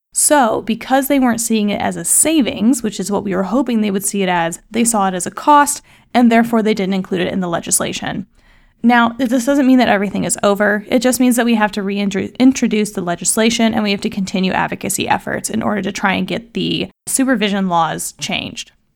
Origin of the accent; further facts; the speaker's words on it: Kansas City, United States; Kansas City is my hometown